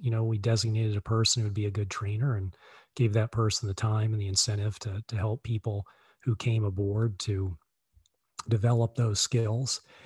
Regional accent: Virginia, United States; moved away as an adult; also born or lived in Boston, Massachusetts; now in Charlottesville, United States; I grew up in Virginia

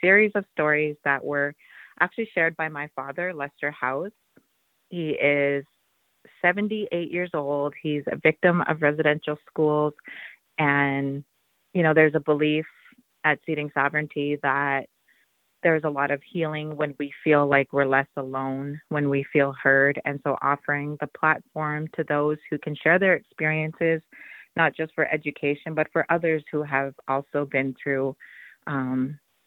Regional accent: Treaty 4 Territory, Saskatchewan, Canada; also born or lived in Fort Berthold Reservation, North Dakota; now in New Town, United States; I'm Nehiyaw from Treaty 4 Territory and a member of Kwakwaka'wakw First Nations that is in Saskatchewan, Canada.

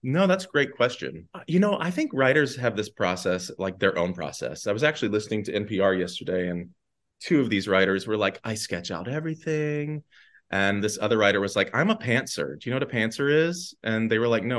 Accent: Danville, Virginia, United States; moved away as an adult; also born or lived in New York City; now in Atlanta, United States; Averett University, which is in my hometown

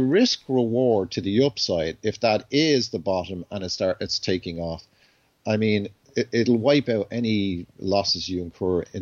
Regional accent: Ireland; I'm Irish

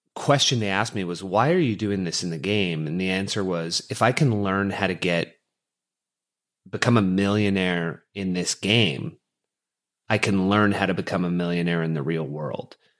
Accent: Canada; growing up as a Canadian boy, uh, hockey was in the blood

